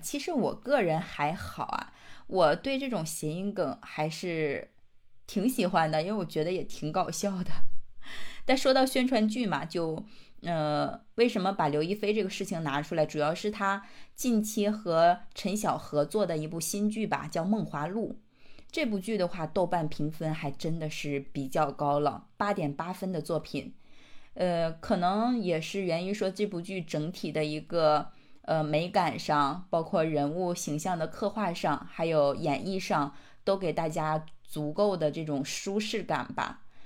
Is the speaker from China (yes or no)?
yes; China; 我们中国人